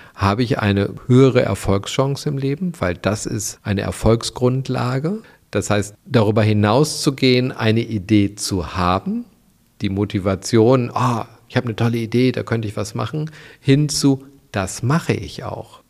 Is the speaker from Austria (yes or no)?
no; Germany; bei uns in Deutschland